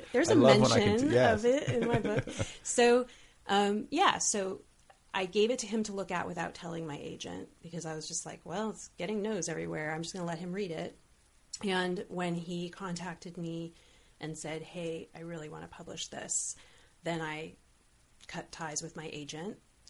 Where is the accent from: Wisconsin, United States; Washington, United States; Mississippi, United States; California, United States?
Washington, United States; Olympia; now in Los Angeles, United States; I was growing up in Olympia and then like coming back to LA at 28, I felt like, oh, this isn't like, I'm an adult now.